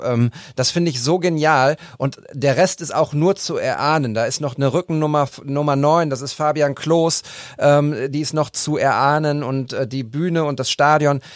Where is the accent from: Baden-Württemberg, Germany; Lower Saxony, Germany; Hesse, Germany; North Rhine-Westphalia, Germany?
North Rhine-Westphalia, Germany; Münster; now in Bochum, Germany; Als Münsteraner und Bochumer